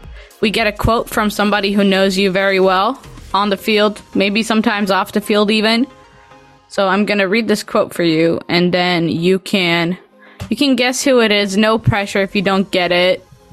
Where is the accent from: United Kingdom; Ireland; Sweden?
Sweden; accent: Swedish; my Swedish accent